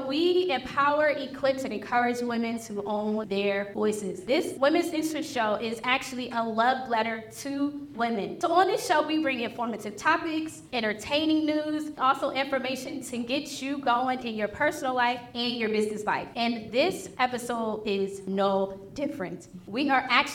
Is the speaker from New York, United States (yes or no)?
no; Philadelphia, Pennsylvania, United States; I'm from Philly